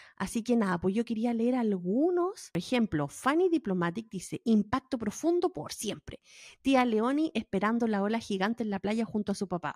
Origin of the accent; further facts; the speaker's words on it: Valparaíso, Chile; moved away; como buena porteña Valparaíso